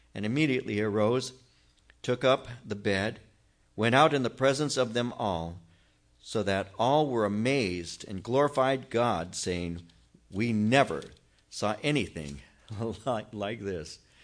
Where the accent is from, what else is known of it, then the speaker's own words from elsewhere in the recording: Norwalk, California, United States; I'm from Norwalk